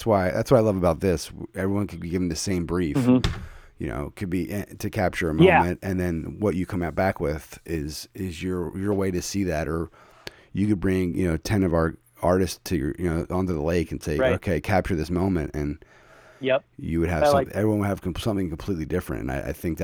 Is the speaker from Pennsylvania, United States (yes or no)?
yes; Philadelphia, Pennsylvania, United States; moved away; I'm originally from Philadelphia